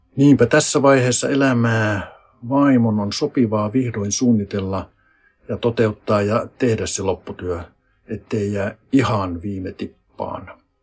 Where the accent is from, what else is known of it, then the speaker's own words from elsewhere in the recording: Finland; moved away; se mun kotipaikka on ihan metsän keskellä seitsemän kilometrin päässä se tästä kuntakeskuksesta